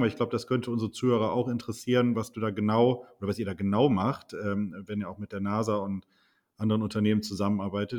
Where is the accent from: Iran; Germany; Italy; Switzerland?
Germany; Wuppertal, North Rhine-Westphalia; ich komme ja aus Wuppertal